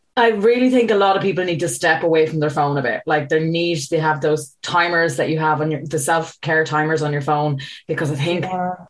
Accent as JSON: {"language": "English", "country": "Ireland", "said": "I'm an Irish person"}